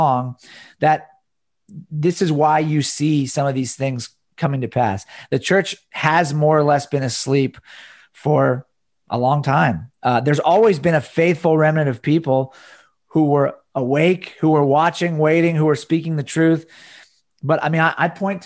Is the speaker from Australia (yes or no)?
no; United States; American Christians.